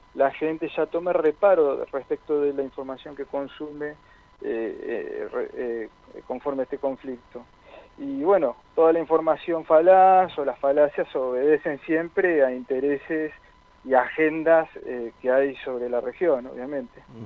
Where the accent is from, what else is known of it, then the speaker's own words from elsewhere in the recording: Argentina; somos argentinos antes que nada